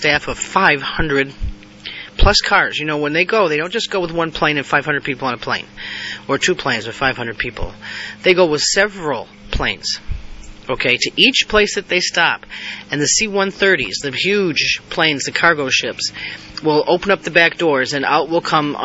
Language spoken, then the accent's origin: English; United States; being American. I live in the greatest country in the world